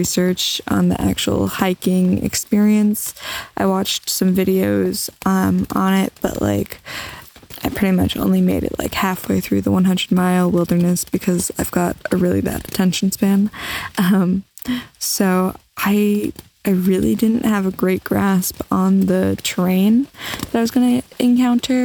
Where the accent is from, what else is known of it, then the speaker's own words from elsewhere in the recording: New Jersey, United States; I'm from Jersey. People aren't nice